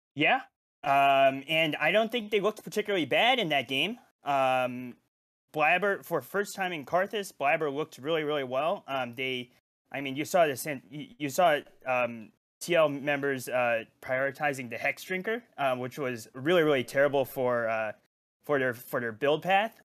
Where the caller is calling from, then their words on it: Bay Area, California, United States; calling from, uh, the Bay Area, California